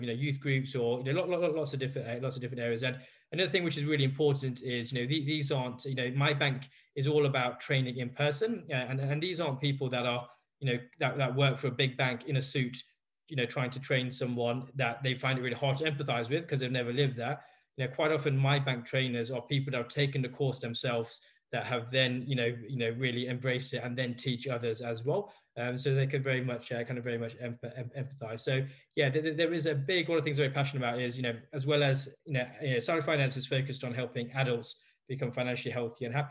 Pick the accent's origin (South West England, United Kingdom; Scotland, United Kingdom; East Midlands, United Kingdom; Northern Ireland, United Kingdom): East Midlands, United Kingdom; Leicester; I was born in Leicester